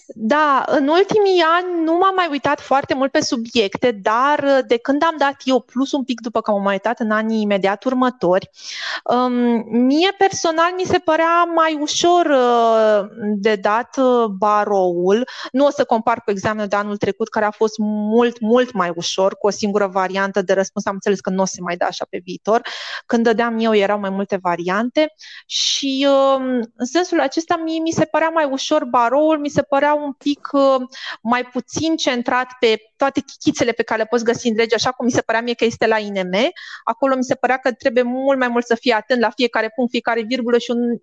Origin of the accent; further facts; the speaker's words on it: Bacău, Bacău County, Romania; moved away as an adult; now in Bucharest, Romania; eu vin și din Bacău, în provincie